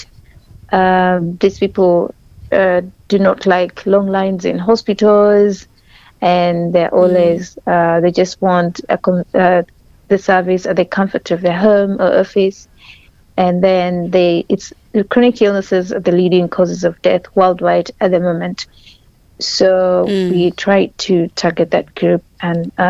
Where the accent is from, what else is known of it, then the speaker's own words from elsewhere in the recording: Karamoja, Northern Region, Uganda; being hailing from Karamoja, I grew up seeing my mom kind of struggling to treat us at home.